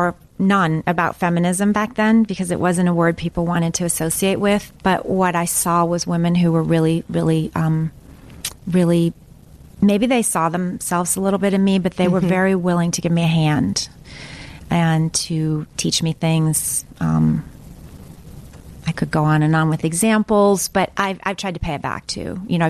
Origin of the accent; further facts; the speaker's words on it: Midwest, United States; because I came from the Midwest. And I could see that I didn't really have any of the things that here, especially on the East Coast, especially back then, that people thought you needed to succeed.